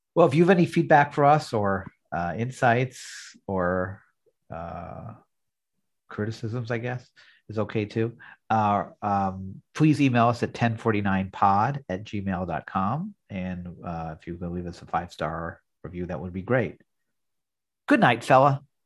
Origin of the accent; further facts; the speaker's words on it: New York, United States; growing up in New York in the '70s